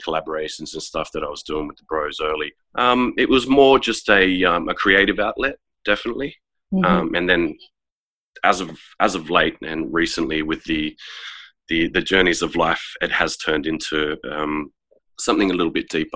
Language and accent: English; Queanbeyan, New South Wales, Australia; now in Canberra, Australia; growing up in Queanbeyan and going through the ranks